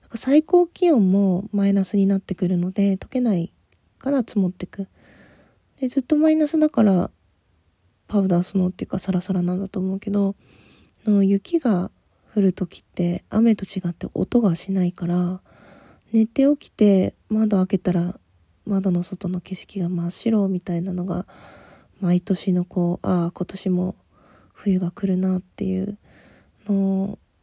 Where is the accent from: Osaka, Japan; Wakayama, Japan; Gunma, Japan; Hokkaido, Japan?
Hokkaido, Japan; Asahikawa; moved away; also born or lived in Tokyo; 学校帰りその旭川のバス